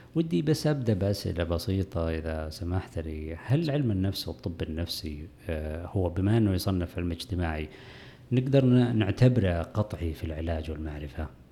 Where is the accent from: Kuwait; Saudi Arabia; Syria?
Saudi Arabia; عندنا في السعودية